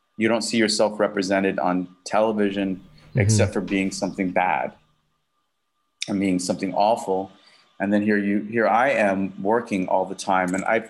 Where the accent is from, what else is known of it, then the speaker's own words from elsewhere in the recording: Southern US, United States; I grew up in the South, you know, I was, you know, had a slight little twang that I got rid of.